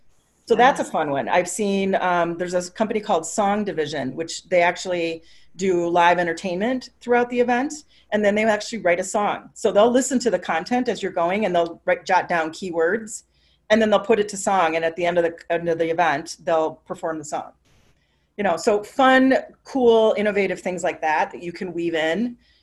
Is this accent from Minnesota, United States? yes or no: yes; Minneapolis, Minnesota, United States; You know, I'm from Minneapolis.